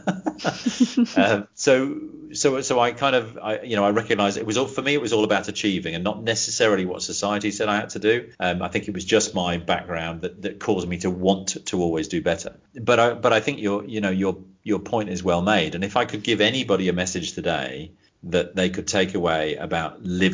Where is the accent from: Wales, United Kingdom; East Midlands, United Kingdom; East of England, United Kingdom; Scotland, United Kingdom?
East Midlands, United Kingdom; Leicester; moved away as an adult; also born or lived in Banbury; I was born in Leicester originally